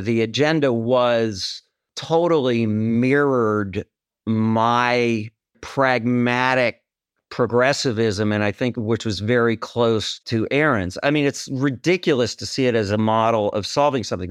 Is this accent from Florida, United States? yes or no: no; Wisconsin, United States; moved away as an adult; also born or lived in New York City; I'm from Wisconsin, so I go back all the time.